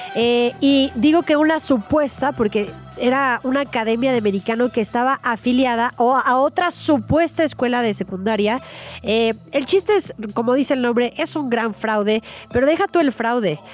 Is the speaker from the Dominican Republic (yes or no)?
no; Mexico; pueblo mexicano